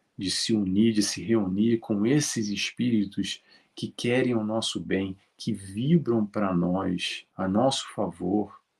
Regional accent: Rio de Janeiro, Brazil; moved away; Eu sou do Rio de Janeiro, já saí do Brasil há muito tempo

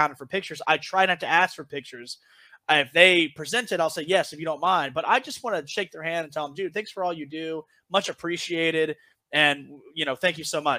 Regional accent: Charleston, United States; I come from Charleston. There's no skyscrapers

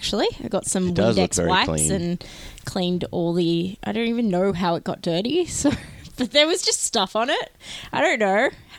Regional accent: Australia; Because we're Australian.

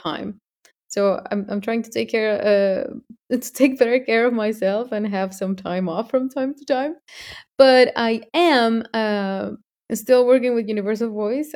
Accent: Mexico; I am from Mexico

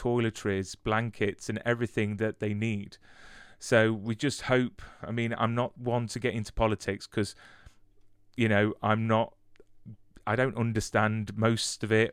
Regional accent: United Kingdom; as British people

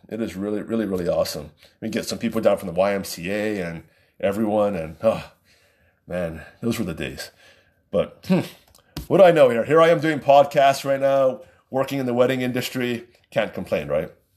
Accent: Waipahu, Hawaii, United States; I grew up in Waipahu

